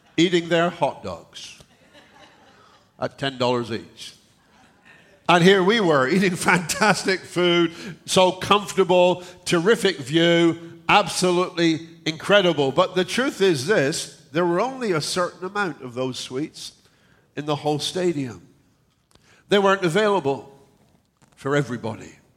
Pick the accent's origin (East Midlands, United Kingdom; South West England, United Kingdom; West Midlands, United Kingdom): South West England, United Kingdom; moved away; the area in England where I come from in the southwest, it is kind of farming country.